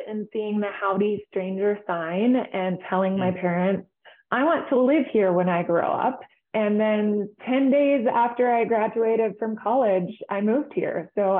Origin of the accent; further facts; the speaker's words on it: Pittsburgh, Pennsylvania, United States; moved away as an adult; now in Jackson Hole, United States; I was born and raised in Pittsburgh, Pennsylvania. That's where I grew up.